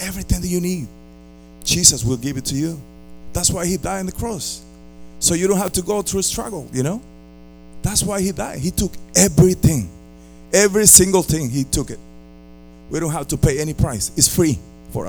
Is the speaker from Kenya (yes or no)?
no; Costa Rica; moved away as an adult; also born or lived in Philadelphia, Pennsylvania; now in Tampa, United States; I came from Costa Rica when I was 20 years old. I'm already 37. And all my family is back home in Costa Rica.